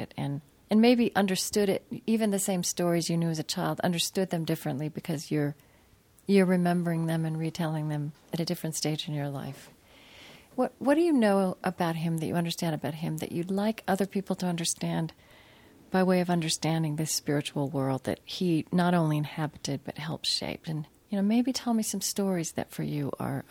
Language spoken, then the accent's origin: English; Shawnee, Oklahoma, United States; I grew up in Oklahoma